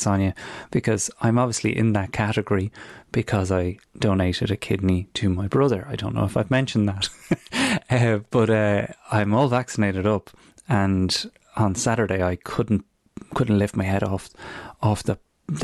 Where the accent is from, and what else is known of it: Newbridge, Leinster, Ireland; moved away